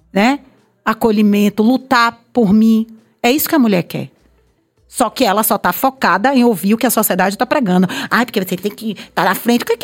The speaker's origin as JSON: {"language": "Portuguese", "town": "Piripiri", "region": "Piauí", "country": "Brazil", "said": "Sou de Piripiri. Eu vim então, de Piripiri."}